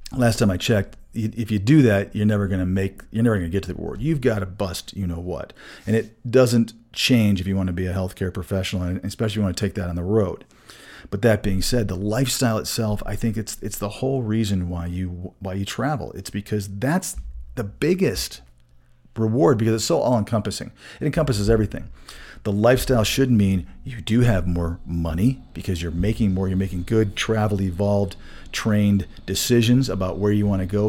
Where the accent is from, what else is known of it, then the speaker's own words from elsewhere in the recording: Saginaw, Michigan, United States; moved away as an adult; also born or lived in Florida; now in Colorado, United States; I grew up in Michigan